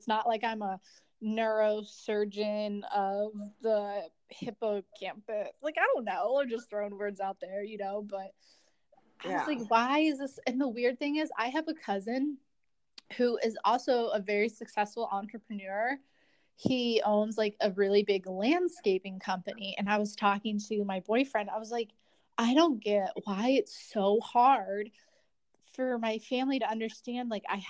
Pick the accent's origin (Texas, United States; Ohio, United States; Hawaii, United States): Ohio, United States; Akron; moved away as an adult; so I'm also from the Midwest. We're both from Ohio, and I'm from originally the Akron area.